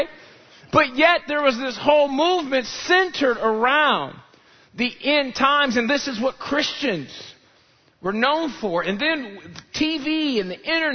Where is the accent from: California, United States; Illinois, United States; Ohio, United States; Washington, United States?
Illinois, United States; Chicago; I grew up in Chicagoland area